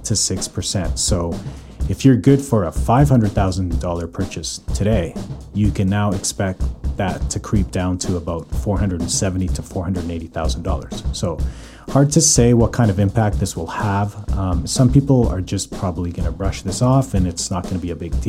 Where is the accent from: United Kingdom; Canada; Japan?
Canada; Calgary, Alberta; now in North Vancouver, Canada; born and raised in Calgary, currently living in Vancouver, North Vancouver.